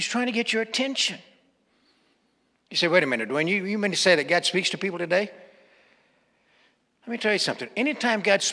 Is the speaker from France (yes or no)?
no; Western Kansas, United States; growing up in Western Kansas.